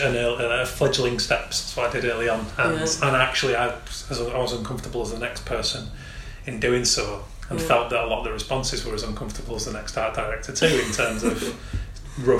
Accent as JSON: {"language": "English", "region": "Yorkshire and the Humber", "country": "United Kingdom", "also_born_or_lived": "Manchester", "accent": "Yorkshire", "said": "my Yorkshire accent"}